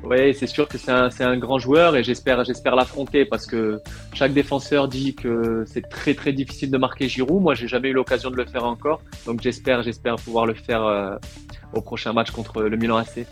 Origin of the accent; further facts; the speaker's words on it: France; also born or lived in Tunisia; mon père est français, je suis né en France